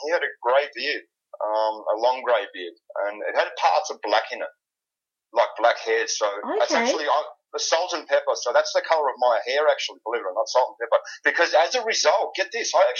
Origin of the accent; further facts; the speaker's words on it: Melbourne, Victoria, Australia; I'm from Melbourne, Australia.